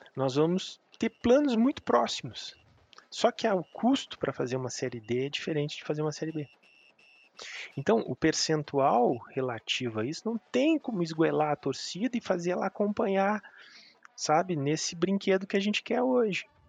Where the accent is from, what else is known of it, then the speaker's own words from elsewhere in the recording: Pelotas, Rio Grande do Sul, Brazil; also born or lived in Porto Alegre; now in Belo Horizonte, Brazil; Então todos nós estamos fora de Pelotas. E eu, depois que vim para Belo Horizonte, fazia 11 anos, e tive em Porto Alegre um, um período também